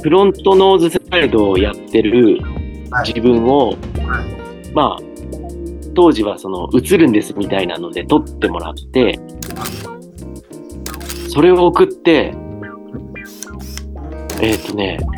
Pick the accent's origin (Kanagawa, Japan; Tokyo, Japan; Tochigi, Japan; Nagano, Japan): Tokyo, Japan; Akihabara; うん僕も一応秋葉原で育った人間なんですけど